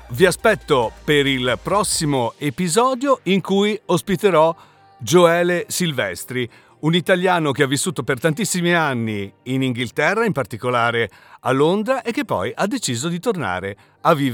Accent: Spain; now in Italy; Quindi le banche mi dicevano no, io non, non, ti posso aprire un conto corrente da spagnolo, possiamo soltanto aprirti un conto corrente da straniero che si trova momentaneamente nel nostro paese.

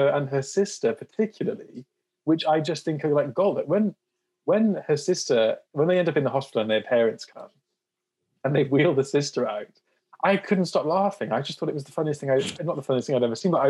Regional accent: South Wales, United Kingdom; moved away as an adult; also born or lived in Durham / Liverpool; me going off to uni for the first time from South Wales

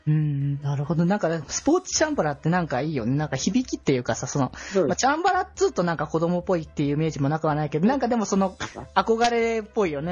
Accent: Aichi, Japan; 基本地元は愛知だったんだけど

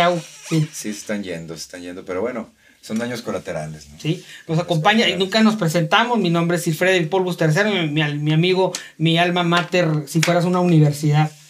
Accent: Saltillo, Coahuila, Mexico; Eh, aquí los de Saltillo, pues sabemos que traen ahí una onda como que están tronando

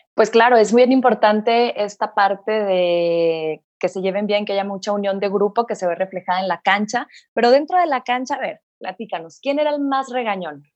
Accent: Mexico; Así somos los mexicanos

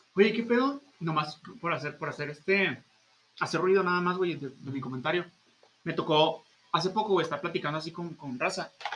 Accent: Mexico

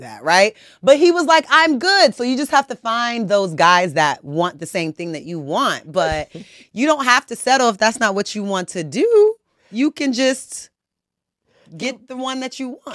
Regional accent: Conyers, Georgia, United States; I'm from Georgia. I'm from the South

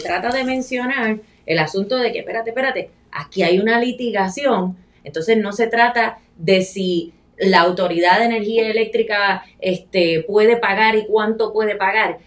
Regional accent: Añasco, Puerto Rico; mi pueblo de Añasco

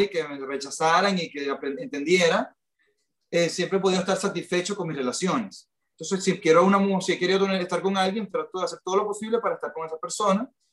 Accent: Venezuela; moved away as an adult; also born or lived in Miami; now in United States; … y yo somos una pareja latina, venimos los dos criados en Latinoamérica

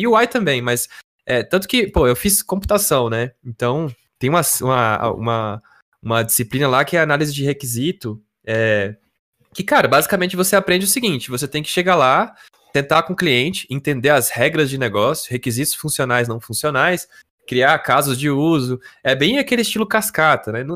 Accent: Brasília, Federal District, Brazil; eu e o Yuri, nós somos de Brasília

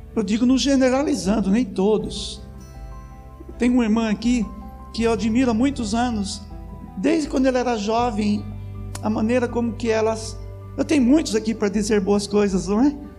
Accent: Lindóia, São Paulo, Brazil; accent: caipira; eu sou caipira de Lindóia, nascido lá

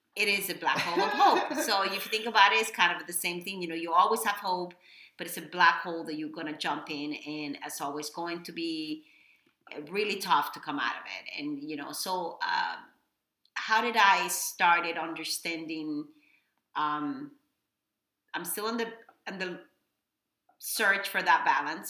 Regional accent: Dominican Republic; English is a second language; moved away as an adult; now in Miami, United States; I am from Dominican Republic. I was born and raised in DR. Um, I moved here probably uh, 23 years ago

